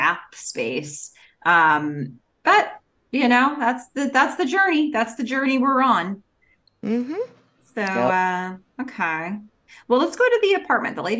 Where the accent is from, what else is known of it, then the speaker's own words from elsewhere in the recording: Long Island, New York, United States; when I was growing up on Long Island